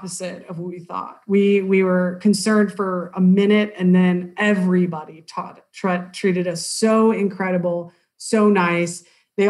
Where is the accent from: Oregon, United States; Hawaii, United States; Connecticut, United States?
Oregon, United States; I was in back home in Oregon